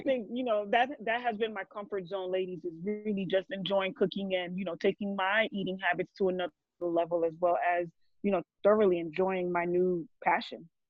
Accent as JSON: {"language": "English", "region": "New Jersey", "country": "United States", "tie": "born or raised there", "also_born_or_lived": "Brooklyn, New York", "moved": "as an adult", "said": "raised in Jersey. I am a Jersey girl all the way."}